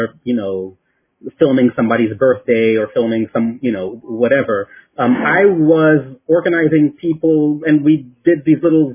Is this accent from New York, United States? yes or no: yes; New York City, New York, United States; also born or lived in France; I was born in France, okay, and came over to the United States when I was very young. And basically grew up in New York City.